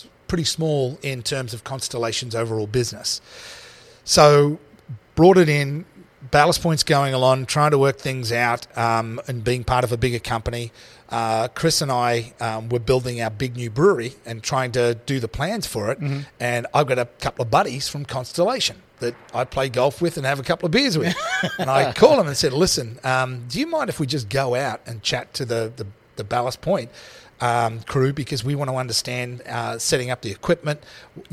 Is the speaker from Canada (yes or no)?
no; Australia; moved away; I'm Australian.